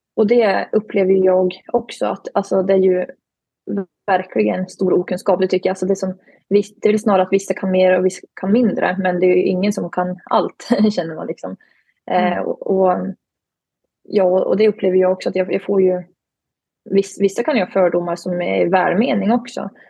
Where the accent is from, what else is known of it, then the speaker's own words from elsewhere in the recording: Glen, Jämtland, Sweden; moved away as an adult; now in Umeå, Sweden; kommer från Glen i Jämtland, tillhör Tåssåsens sameby där jag och min familj bedriver renskötsel